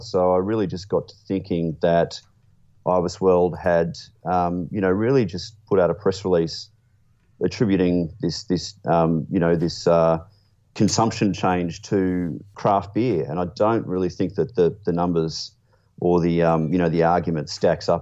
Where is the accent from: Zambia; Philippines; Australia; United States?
Australia; being an Australian